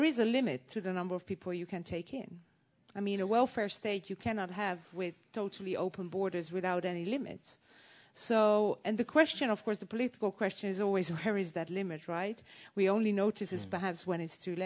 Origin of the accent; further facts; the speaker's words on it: Netherlands; I would not be here a proud representative of Holland